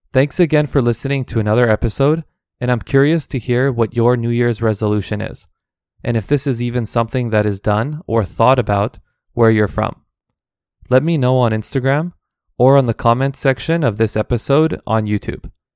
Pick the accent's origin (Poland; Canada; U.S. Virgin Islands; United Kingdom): Canada; all of these are my own experiences living and growing up in Canada